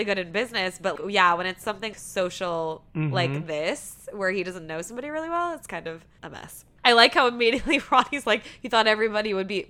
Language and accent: English; Texas, United States; And we're from Texas.